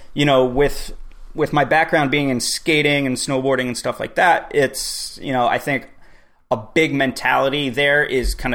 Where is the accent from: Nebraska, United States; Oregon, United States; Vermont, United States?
Vermont, United States; Born and raised in Vermont.